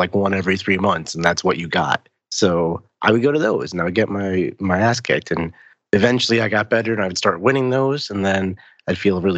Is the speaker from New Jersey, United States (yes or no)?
yes; New Jersey, United States; I'm from New Jersey